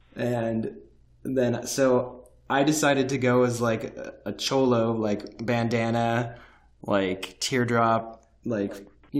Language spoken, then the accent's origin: English; Fullerton, California, United States; I'm from Fullerton.